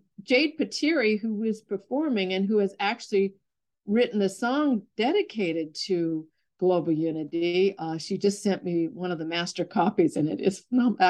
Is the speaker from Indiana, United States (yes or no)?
no; Los Angeles, California, United States; Ryan and I are Valley people. He was a Valley boy, and I'm a Valley girl, born and raised in the Valley.